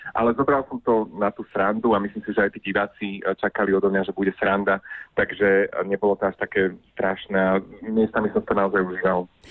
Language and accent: Slovak; Orava, Žilina Region, Slovakia; u nás na Orave sinter znamená taký akože dvojník